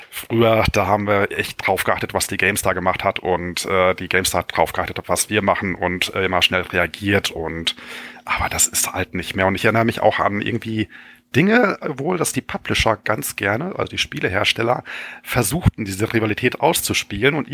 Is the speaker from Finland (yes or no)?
yes; Finland; Als Finne würde ich aber behaupten, dass ich trinkfester